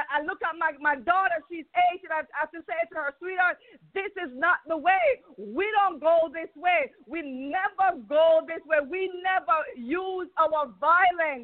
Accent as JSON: {"language": "English", "country": "Jamaica", "moved": "yes", "lives_now": "Atlanta, United States", "said": "I am from Jamaica"}